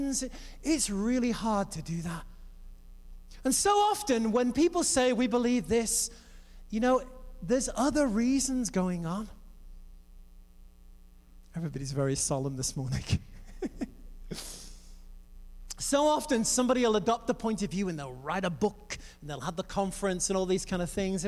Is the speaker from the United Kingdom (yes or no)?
yes; England, United Kingdom; I grew up in the Assemblies of God in England